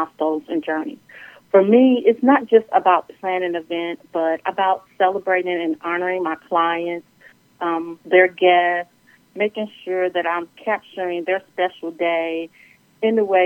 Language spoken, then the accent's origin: English; New York, United States; now in North Carolina, United States; I am originally from New York, but I live here in North Carolina. I've been here for about 27 years